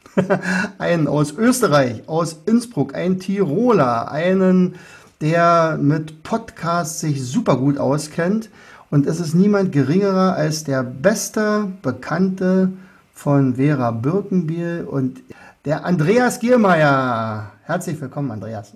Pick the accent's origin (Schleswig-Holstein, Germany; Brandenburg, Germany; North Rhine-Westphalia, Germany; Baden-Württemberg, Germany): Brandenburg, Germany; Oderberg; Geburtsort ist Oderberg. Oderberg liegt in Brandenburg und ich bin ja auch wirklich in Brandenburg geblieben. Äh, bis heute.